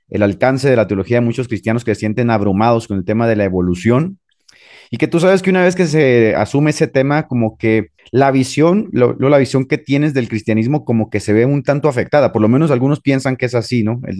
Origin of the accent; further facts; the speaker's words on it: Trelew, Chubut, Argentina; Pues yo soy de la Patagonia, pibe. Soy de la Patagonia.